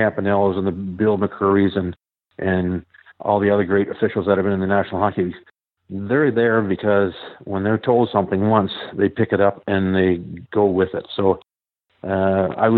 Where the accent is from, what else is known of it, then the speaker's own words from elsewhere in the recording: Ottawa, Ontario, Canada; I was born and raised in Ottawa